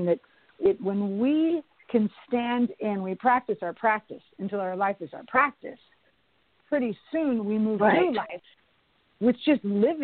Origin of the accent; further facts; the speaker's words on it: Bay Area, California, United States; now in Los Angeles, United States; I moved to Los Angeles. I was from the Bay Area.